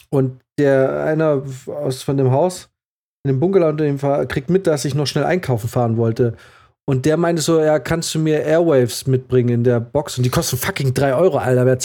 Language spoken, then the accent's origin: German; Baden-Württemberg, Germany; aber ja, als Schwabe habe ich nie vergessen, hat mich gewurmt